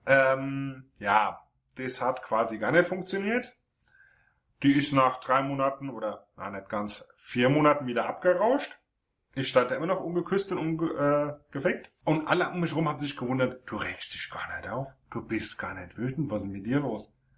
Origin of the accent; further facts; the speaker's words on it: Frankfurt am Main, Hesse, Germany; gebürtig Frankfurt am Main.